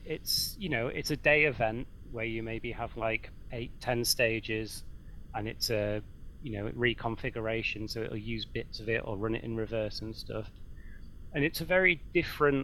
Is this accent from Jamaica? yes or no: no; near Croft Circuit, North East England, United Kingdom; I grew up near Croft Circuit